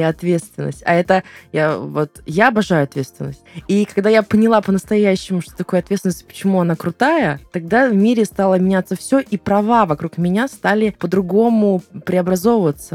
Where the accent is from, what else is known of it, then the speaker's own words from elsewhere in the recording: Volgograd, Volgograd Oblast, Russia; я с Волгограда, из Волгограда